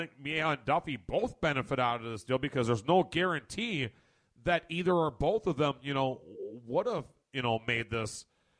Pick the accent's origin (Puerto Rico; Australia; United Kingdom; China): Puerto Rico; I really want to go play for Puerto Rico. I really want to go play for my home country.